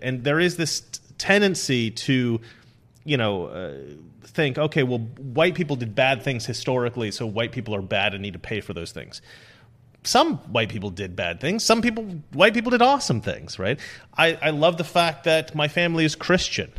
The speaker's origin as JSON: {"language": "English", "region": "Oregon", "country": "United States", "tie": "born or raised there", "said": "growing up in Oregon, um, we, we were, I mean, we had, like, leftist teachers"}